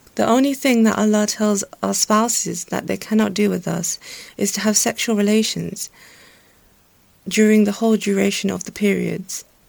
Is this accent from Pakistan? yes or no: yes; Pakistan; I'm Pakistani